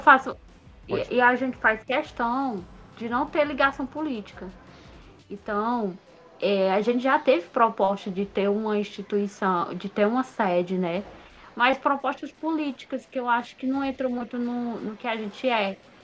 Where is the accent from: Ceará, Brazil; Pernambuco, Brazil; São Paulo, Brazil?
Ceará, Brazil; Baturité; eu sou de Baturité